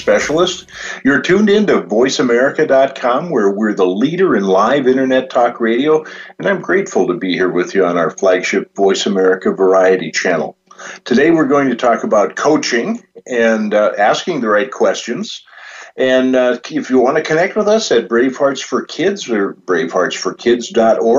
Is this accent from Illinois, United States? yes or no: no; Valley City, North Dakota, United States; I grew up in Valley City, North Dakota, where the Larson family is from